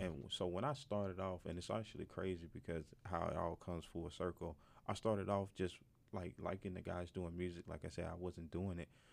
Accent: Mississippi, United States; moved away as an adult; now in Northwest Arkansas, United States; I'm from Mississippi

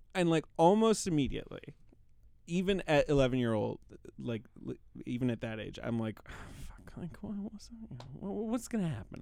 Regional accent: London, United Kingdom; moved away; I, I grew up in London, England

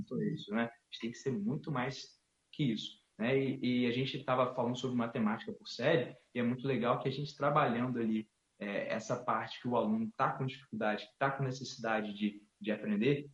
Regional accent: Campos dos Goytacazes, Rio de Janeiro, Brazil; sou natural de Campos Goitacazes, é uma cidade no interior do estado do Rio de Janeiro

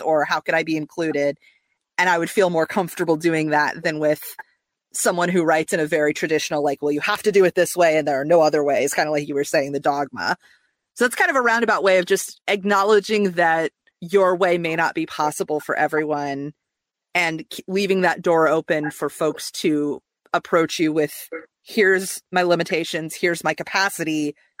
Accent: Midwest, United States; now in Atlanta, United States; I grew up in the Midwest

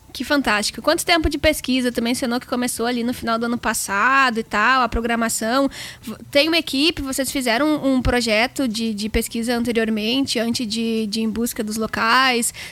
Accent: Porto Alegre, Rio Grande do Sul, Brazil; now in Canoas, Brazil; hoje eu moro em Canoas, que fica aqui do lado, né, de, de Porto Alegre

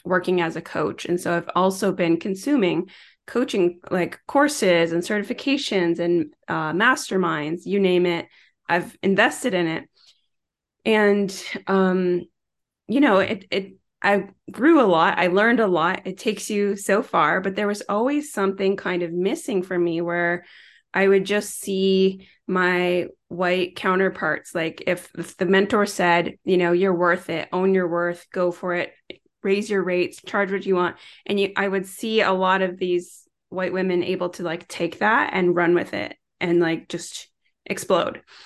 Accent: Tyendinaga Mohawk Territory, Ontario, Canada; now in Toronto, Canada; born and raised in Tayindanega, Mohawk Territory, which is the First Nations Reserve in Southern Ontario

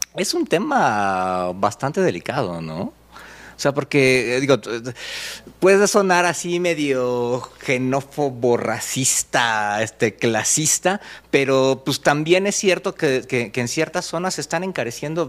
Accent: Mexico; aquí en México

